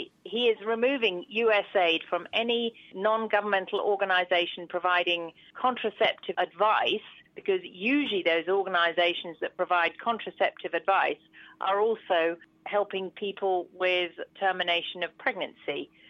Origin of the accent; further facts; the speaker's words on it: United Kingdom; moved away as an adult; I'm a British gynaecologist, but I have worked abroad since I was 30. I'm now in my middle 50s.